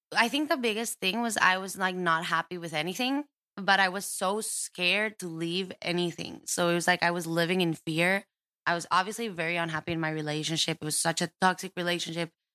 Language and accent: English; Costa Rica; moved away; I was born and raised in Costa Rica